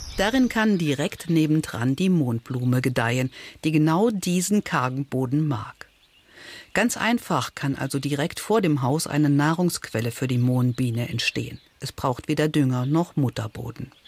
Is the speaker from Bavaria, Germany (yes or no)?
no; Saarland, Germany; bei uns im Saarland